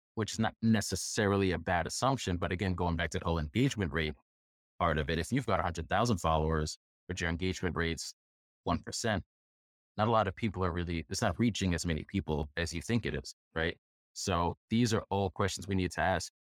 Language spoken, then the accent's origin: English; New York, United States; I'm a New Yorker